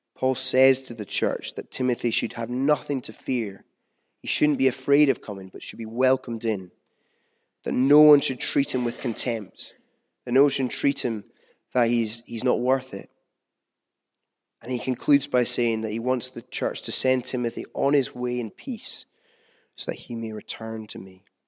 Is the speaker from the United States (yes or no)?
no; United Kingdom; as a British people